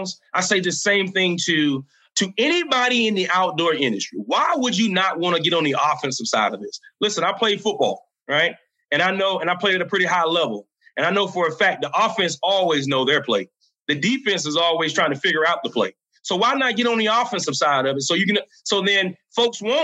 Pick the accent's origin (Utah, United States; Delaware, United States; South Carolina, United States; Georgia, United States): South Carolina, United States; The state of South Carolina, which is my home state where I'm from